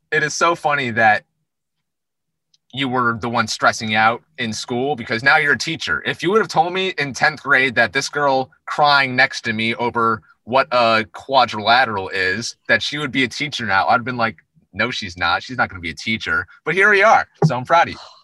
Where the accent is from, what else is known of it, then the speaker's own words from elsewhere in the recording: New York, United States; where we grew up in New York.